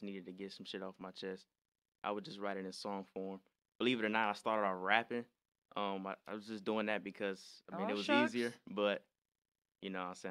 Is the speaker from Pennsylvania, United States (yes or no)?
no; Detroit, Michigan, United States; I was born and raised in Detroit, Michigan. That's where I'm from.